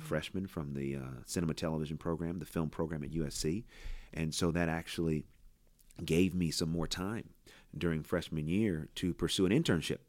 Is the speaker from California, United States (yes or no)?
yes; Oakland, California, United States; I grew up in Oakland.